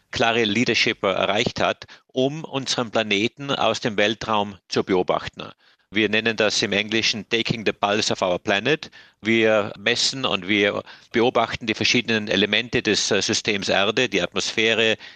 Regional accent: Germany; Es ist richtig, ich bin in einem sehr idyllischen Bergdorf aufgewachsen in Deutschland, wahrscheinlich bestens bekannt durch den Bergdoktor.

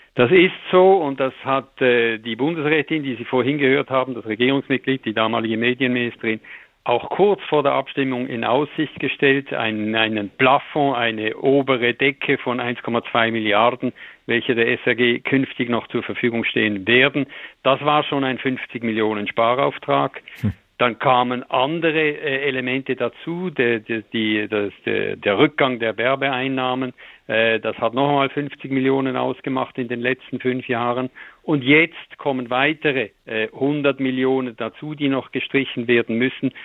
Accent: Switzerland; bei uns, äh, mit unserem kleinen Markt, bei uns ist alles zehnmal kleiner als in Deutschland

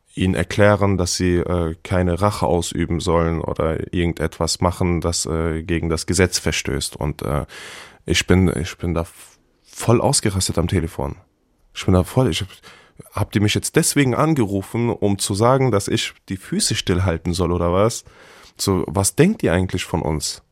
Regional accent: Hanau, Hesse, Germany; Hanau Kesselstadt ist meine Heimat. Ich bin da geboren und aufgewachsen.

